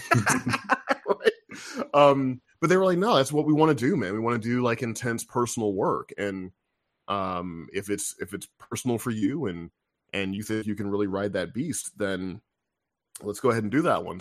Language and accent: English; Missouri, United States; I'm from Missouri